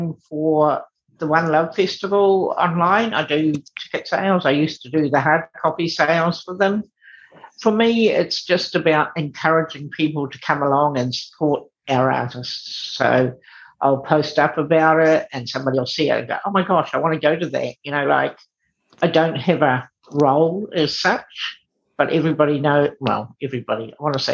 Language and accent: English; Te Aroha, Waikato, New Zealand; moved away as an adult; now in Auckland, New Zealand; I grew up in a small town called Te Aroha down in the Thames Valley, and I moved to Auckland when I was 18.